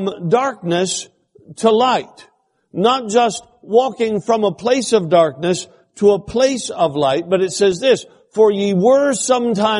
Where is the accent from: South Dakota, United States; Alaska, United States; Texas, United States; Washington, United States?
Alaska, United States; I'm from Alaska. I spent all my life in Alaska